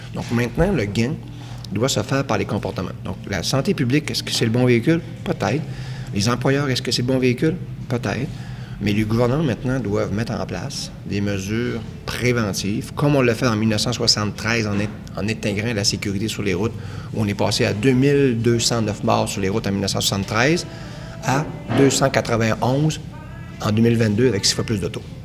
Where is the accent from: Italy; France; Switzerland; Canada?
Canada; Quebec; de ma communauté où je suis né, en Saint-Jean